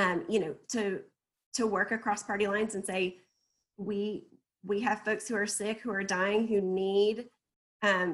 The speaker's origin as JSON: {"language": "English", "town": "Springdale", "region": "Arkansas", "country": "United States", "tie": "born or raised there", "said": "Springdale is my hometown and I've lived here since I was in eighth grade"}